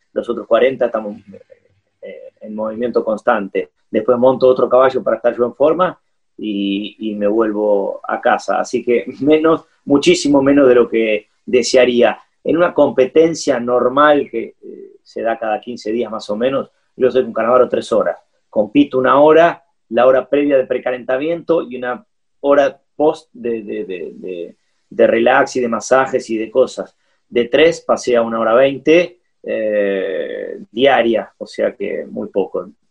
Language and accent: Spanish; Argentina; also born or lived in Curitiba, Brazil; Nos sentimos siempre argentinos, tenemos documentos argentinos, tenemos, bueno, somos más argentinos que cualquiera que haya nacido acá